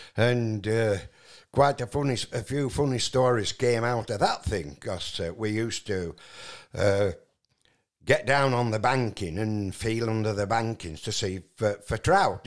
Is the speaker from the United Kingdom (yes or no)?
yes; Barnoldswick, North West England, United Kingdom; moved away; also born or lived in Mittersill, Austria; I was born in the West Riding of Yorkshire